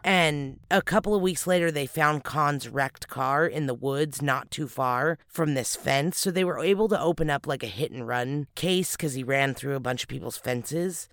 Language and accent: English; California, United States; where we're from